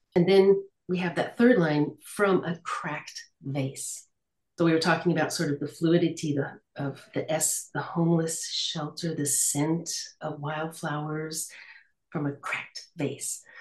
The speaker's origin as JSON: {"language": "English", "country": "United States", "moved": "yes", "lives_now": "Lille, France", "said": "I am American, but I live in France. I live in the north of France, in Lille"}